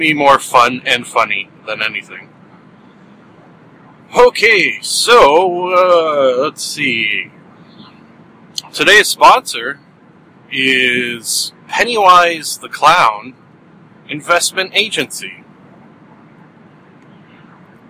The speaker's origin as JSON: {"language": "English", "country": "Canada", "said": "being a Canadian"}